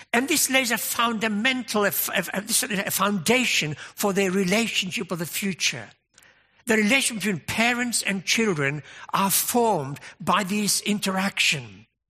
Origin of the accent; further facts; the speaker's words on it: United Kingdom; we're British